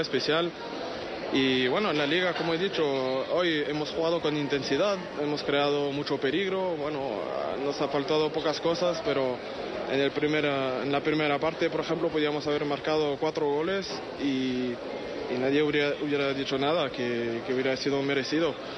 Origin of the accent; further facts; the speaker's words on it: France; now in Madrid, Spain; como francés